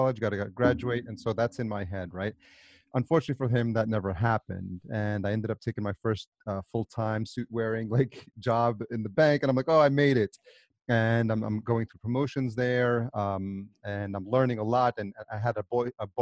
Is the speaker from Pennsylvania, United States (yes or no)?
no; New York, United States; also born or lived in El Salvador / Atlanta; I was born in El Salvador and I was raised in New York